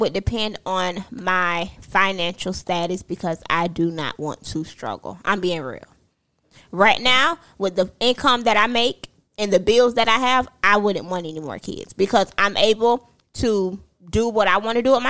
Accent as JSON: {"language": "English", "country": "Jamaica", "said": "I'm a Jamaican."}